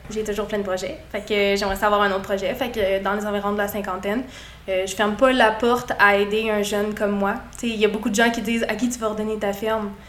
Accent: Quebec City, Quebec, Canada; moved away as an adult; also born or lived in St-Maurice, Quebec; now in Saint-Maurice, Canada; je viens de Québec.

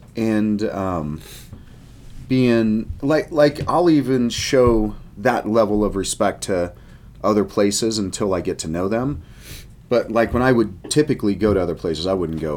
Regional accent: Colorado, United States; I grew up here in Colorado, and so there wasn't a lot of water

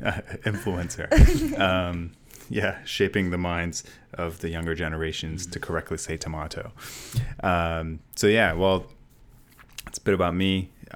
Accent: India; So Indian people are stereotypically, I'm Indian for listeners, if you didn't know, are stereotypically doctors, right?

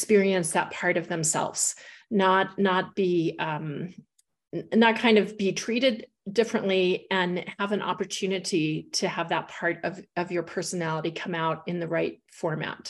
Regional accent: Midwest, United States; moved away as an adult; I'd never lived in a big city before. I was from the Midwest

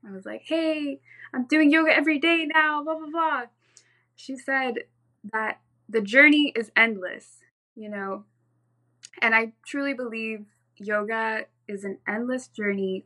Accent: Orange County, California, United States; also born or lived in Santa Cruz, California; I was born and raised in Orange County, California, in Southern California

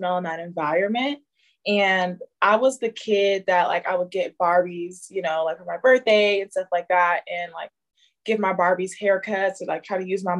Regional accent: San Diego, California, United States; also born or lived in Detroit, Michigan; I'm Detroit born, San Diego raised

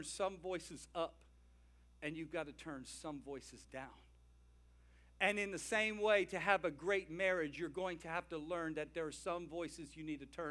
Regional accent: the South, United States; I'm from the South

